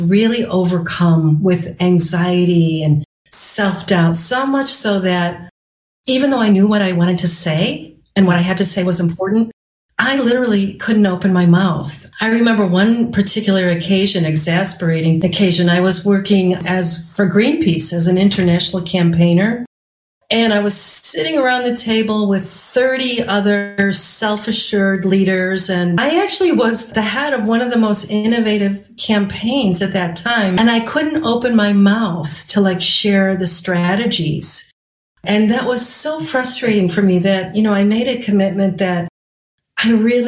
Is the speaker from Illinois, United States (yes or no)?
yes; Chicago, Illinois, United States; now in northern Michigan, United States; I'm from Chicago in the suburbs